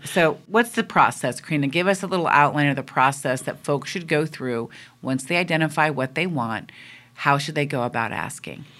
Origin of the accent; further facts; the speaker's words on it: East Coast, United States; now in West Coast, United States; I'm from the East Coast, and that is considered what is good interesting, lively conversation